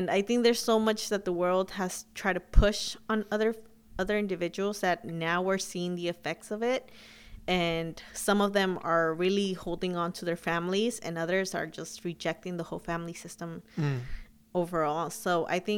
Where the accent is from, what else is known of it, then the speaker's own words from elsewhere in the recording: Huntington Park, California, United States; also born or lived in Sacramento; I grew up in Huntington Park, and that's basically where we all grew up